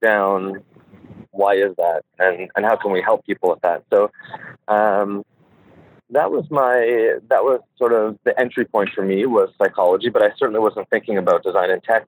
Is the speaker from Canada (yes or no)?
yes; Montreal, Quebec, Canada; moved away as an adult; now in Toronto, Canada; I'm from Montreal originally